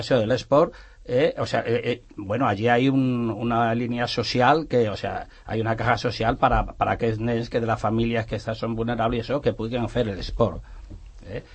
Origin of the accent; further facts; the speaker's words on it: Extremadura, Spain; now in Sant Cugat, Spain; jo me recordo del meu poble, allà a l'Extremadura